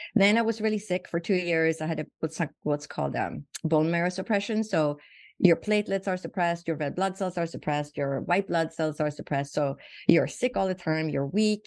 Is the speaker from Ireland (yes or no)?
no; Sweden; moved away as an adult; now in Phoenix, United States; So I was born and raised in Sweden, and I moved to the United States when I was 21.